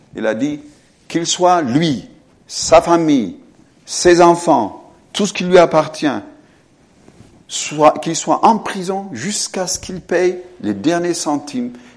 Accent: France; moved away; en tant qu'un homme qui vient de France, même si je ne suis pas d'origine française en soi, en tant que Français

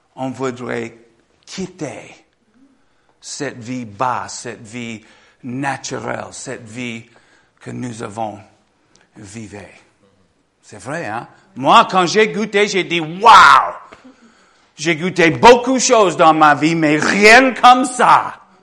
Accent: Michigan, United States; French is a second language; moved away; j'ai grandi en Michigan

